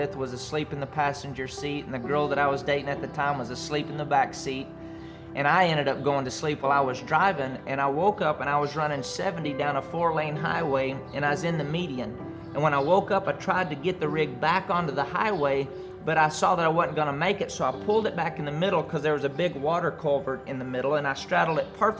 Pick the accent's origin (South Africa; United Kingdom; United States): United States; Andrews, Texas; This is my partner story. I grew up in Andrews, Texas in a great family